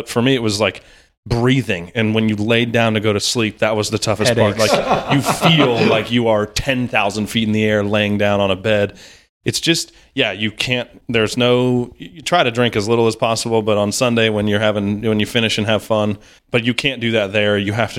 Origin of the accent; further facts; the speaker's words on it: Kansas City, United States; moved away as an adult; now in Dallas, United States; But now from Kansas City originally, now here in Dallas, enjoying the warmer weather sometimes.